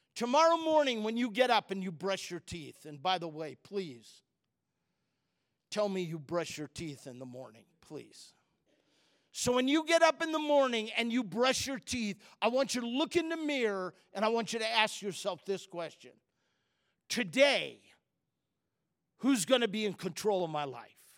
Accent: Chicago, Illinois, United States; I'm from Chicago area

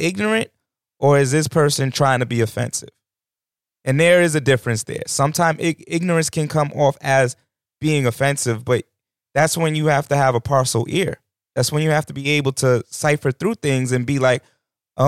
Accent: New York, United States; moved away; I come from New York

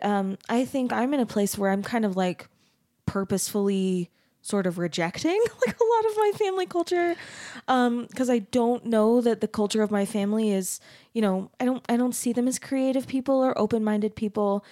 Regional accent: Arizona, United States; I grew up in Arizona

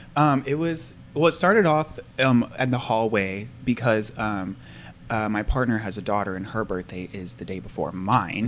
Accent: Portland, United States; I grew up in Portland

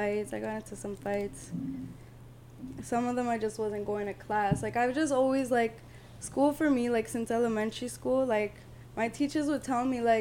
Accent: Toronto, Ontario, Canada; Born in Toronto

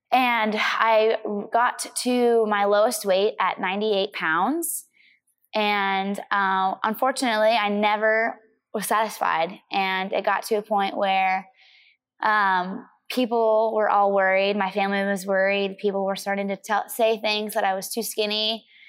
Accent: Missouri, United States; I grew up in the Midwest

